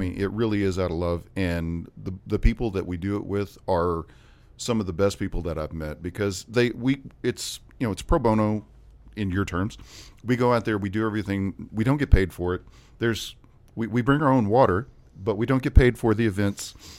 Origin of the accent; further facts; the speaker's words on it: West Memphis, Arkansas, United States; I grew up in West Memphis